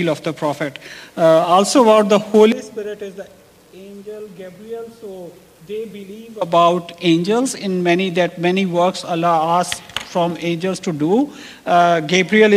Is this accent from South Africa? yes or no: no; Pakistan; first language Urdu; English is a second language; moved away; Pakistani, I'm from Pakistan